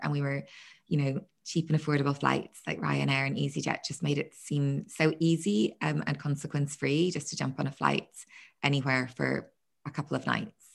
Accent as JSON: {"language": "English", "town": "Belfast", "region": "Northern Ireland", "country": "United Kingdom", "moved": "yes", "lives_now": "Margate, United Kingdom", "said": "I'm from Belfast originally"}